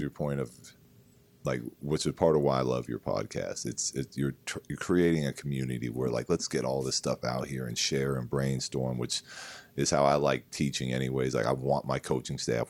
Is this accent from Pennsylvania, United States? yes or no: no; San Diego, California, United States; We grew up in San Diego